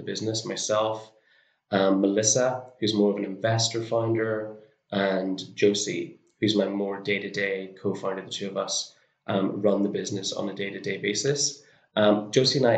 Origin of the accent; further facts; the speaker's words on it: Northern Ireland, United Kingdom; moved away; I'm from Northern Ireland originally.